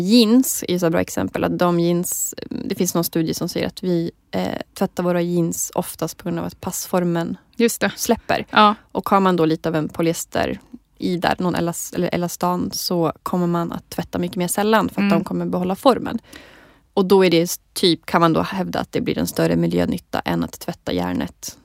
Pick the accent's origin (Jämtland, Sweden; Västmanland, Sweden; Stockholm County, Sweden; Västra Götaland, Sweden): Jämtland, Sweden; Jag är också från Jämtland